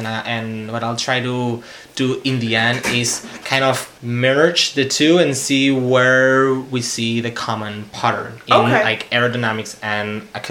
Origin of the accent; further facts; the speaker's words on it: Basque Country, Spain; English is a second language; moved away as an adult; also born or lived in Urbana-Champaign, United States; now in United States; we're all from the Basque country.